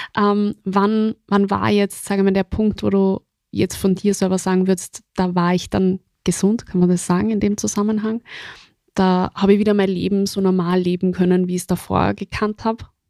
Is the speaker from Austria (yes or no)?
yes; Austria; bei uns in Österreich